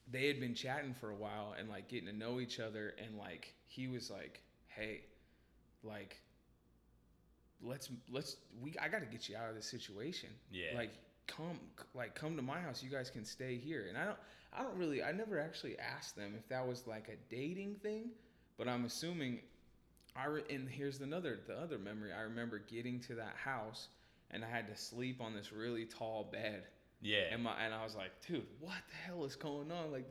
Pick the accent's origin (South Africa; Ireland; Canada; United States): United States; Tacoma, Washington; Um, and so I was born in Tacoma, and the neighborhood we lived in was like this.